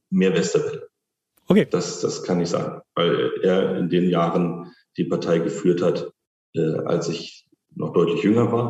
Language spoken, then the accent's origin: German; Spandau, Berlin, Germany; Na, Spandau äh, ist meine Heimat. Ähm, das ist das, wo ich herkomme, wo ich lebe, wo ich gerne lebe.